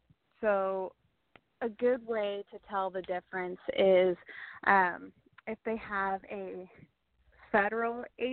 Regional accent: Kansas, United States; also born or lived in San Diego, United States / Orlando, United States; I was born in California, in San Diego, and then lived in Orlando, Florida for a while, and then have lived most of my life here in Kansas.

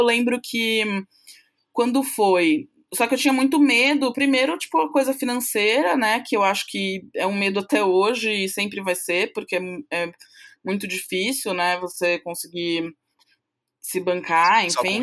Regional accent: São Paulo, Brazil; eu sou paulista aqui de São Paulo, né, paulistana, São Paulo capital

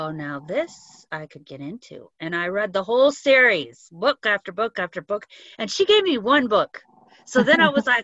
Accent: Southern California, United States; we're from Southern California, about 60 miles east of the coast, and it's hot

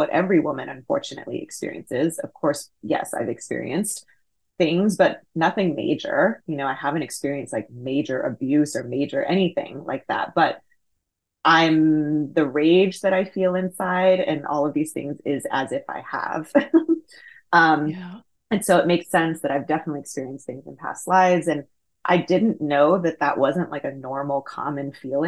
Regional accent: Houston, Texas, United States; I was born and raised in Houston, Texas

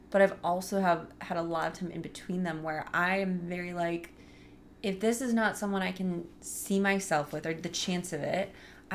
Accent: St. Louis, Missouri, United States; moved away; He lives in my hometown in St. Louis.

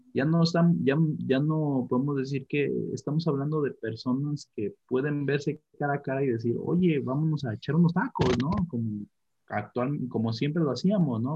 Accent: Mexico; tenemos como como mexicanos

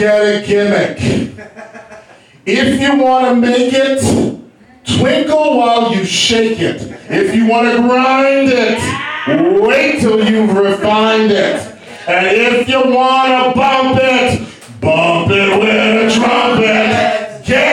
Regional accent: Texas, United States; I grew up in Texas, and when you are black and you grow up in Texas, you must go to church on Sunday.

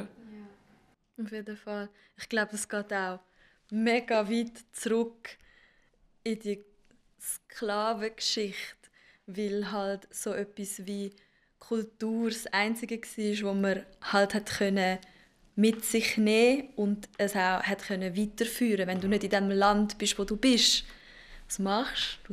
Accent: Zurich, Switzerland; Ich bin geboren und aufgewachsen in Zürich

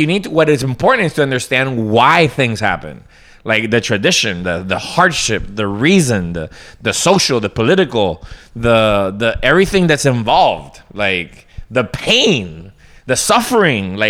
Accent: Colombia; moved away; a British, you know, sort of American influenced family growing up in Colombia

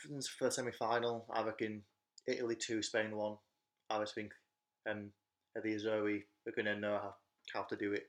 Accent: England, United Kingdom; as an Englishman

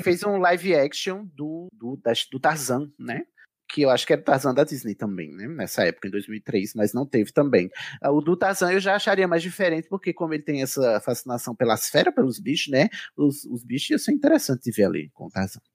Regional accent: Brazil; a gente, enquanto brasileiro

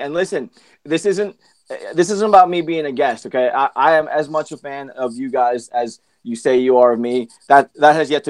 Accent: Philippines; because I'm a Filipino, because I'm Asian, they looked like me, and it was something that I could identify with.

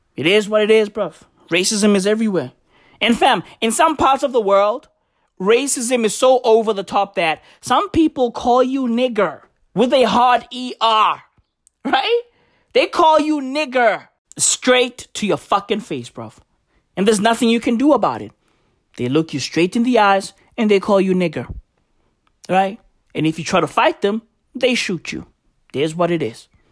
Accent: South Africa; I'm African. I'm recording this in South Africa. I am South African.

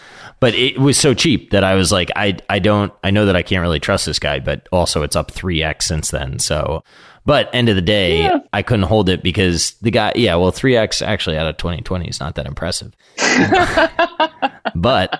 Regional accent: Chicago, Illinois, United States; where are you from? And I said, Chicago

